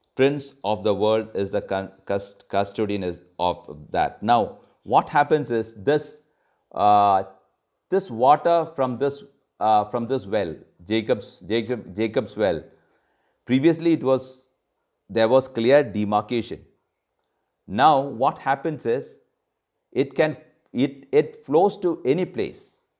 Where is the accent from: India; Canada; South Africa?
India; Kerala; In Kerala, I come from Kerala